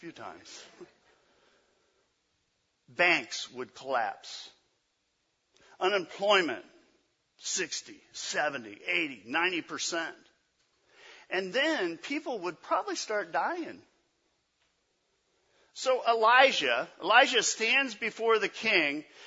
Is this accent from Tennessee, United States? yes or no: yes; Memphis, Tennessee, United States; from Memphis, Tennessee. That's where I was born